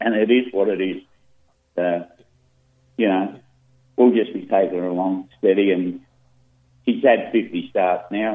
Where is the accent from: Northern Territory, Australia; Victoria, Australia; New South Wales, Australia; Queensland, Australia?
New South Wales, Australia; We're from New South Wales